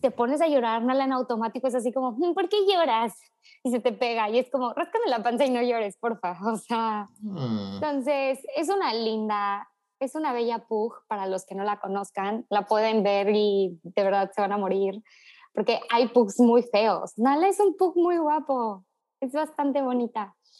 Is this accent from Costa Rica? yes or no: no; Tuxpan, Veracruz, Mexico; soy de Tuxpan, Veracruz